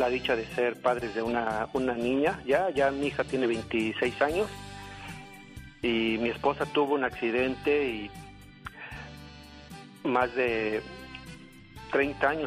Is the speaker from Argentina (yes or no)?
no; Puebla, Mexico; yo soy de Puebla, Alex.